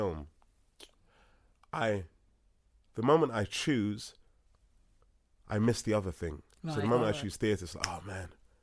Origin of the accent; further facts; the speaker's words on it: London, United Kingdom; also born or lived in Los Angeles, United States; I'm Nigerian, born and raised in Hackney, London